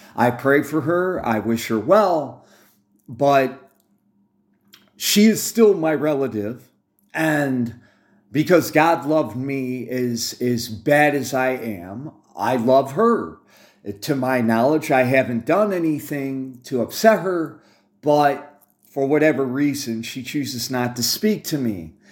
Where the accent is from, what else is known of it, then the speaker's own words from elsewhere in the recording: United States; I'm an American by accident of birth